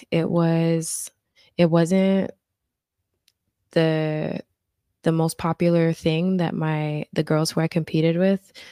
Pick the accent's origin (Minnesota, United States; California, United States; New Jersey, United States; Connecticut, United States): New Jersey, United States; Newark; you know i'm from Newark and i had